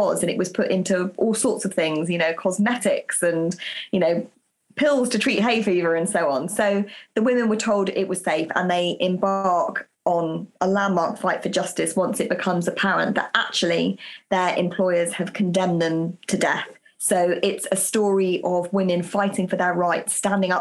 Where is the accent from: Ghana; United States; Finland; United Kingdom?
United Kingdom; I'm British